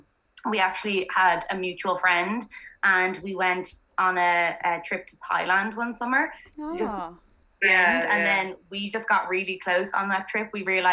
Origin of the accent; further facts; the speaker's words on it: Dublin, Leinster, Ireland; I'm 28 years old. I'm from Dublin